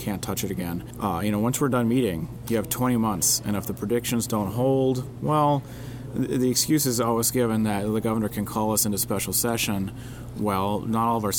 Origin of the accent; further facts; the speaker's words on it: West Fargo, North Dakota, United States; I'm from West Fargo